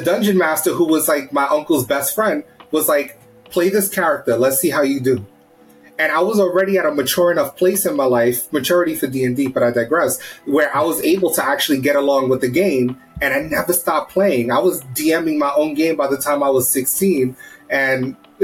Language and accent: English; New York City, New York, United States; I'm born and raised in the Bronx, right? Black Puerto Rican here